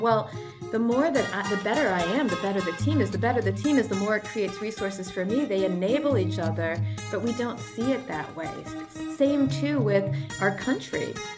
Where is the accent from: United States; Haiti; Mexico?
United States; we as the American people